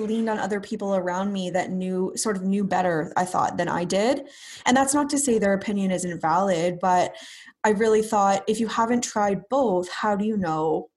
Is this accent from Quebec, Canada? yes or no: no; Brantford, Ontario, Canada; also born or lived in Ottawa; I'm from Brantford, Ontario. I've been here pretty much my whole life, except for about 5 years in Ottawa for university